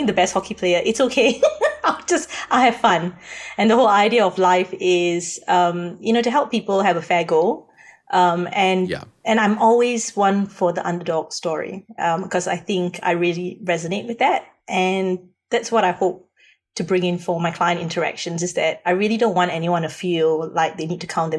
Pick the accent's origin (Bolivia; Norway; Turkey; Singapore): Singapore; moved away as an adult; now in Australia; I come from Singapore, and I came to Australia when I was 20.